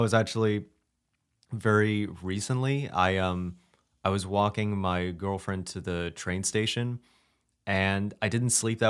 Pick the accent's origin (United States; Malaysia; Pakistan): United States; Brooklyn, New York; Always, like I grew up in Brooklyn, and I actually memorized the sounds that trains made as they were coming into the station.